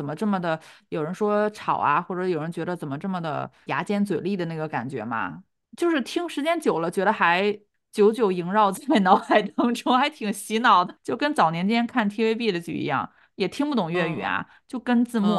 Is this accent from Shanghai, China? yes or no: yes; Shanghai, China; accent: Shanghai; 不要纠正我的那个上海口音，因为这个是你纠正我也改不了。